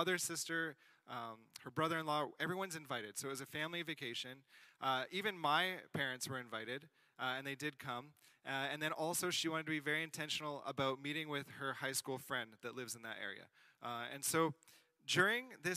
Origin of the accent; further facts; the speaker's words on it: South Shore, greater Montreal area, Quebec, Canada; I'm from the South Shore area, kind of greater Montreal area